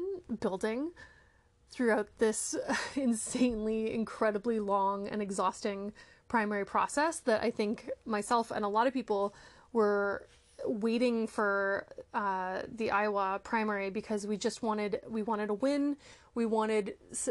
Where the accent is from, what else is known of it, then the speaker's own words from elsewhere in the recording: Canada; I am Canadian